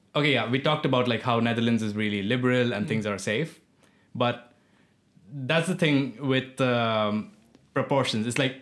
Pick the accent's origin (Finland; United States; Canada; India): India; But I think also me being Indian